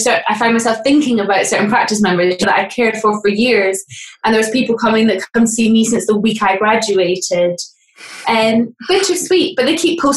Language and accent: English; Aberdeen, Scotland, United Kingdom; moved away as an adult; also born or lived in England; now in Scotland, United Kingdom; I'm from Aberdeen originally, and then I moved to England when I was 18